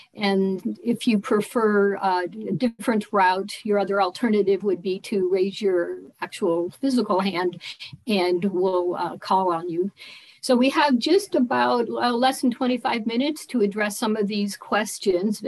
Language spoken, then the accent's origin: English; Colorado, United States; I'm from Colorado